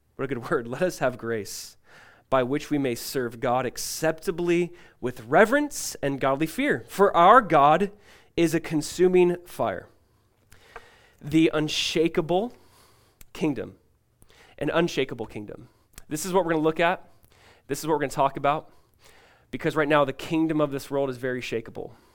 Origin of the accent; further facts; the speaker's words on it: California, United States; growing up in California as a kid